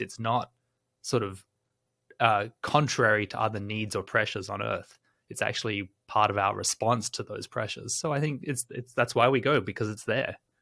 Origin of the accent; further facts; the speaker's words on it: Australia; as someone growing up in Australia, I remember in my childhood